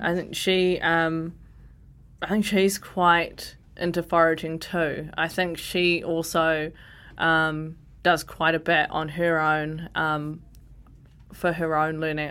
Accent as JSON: {"language": "English", "town": "Porirua", "region": "Wellington", "country": "New Zealand", "tie": "born or raised there", "said": "I grew up in Ascot Park, Nen, my grandma lives in Cannon's Creek"}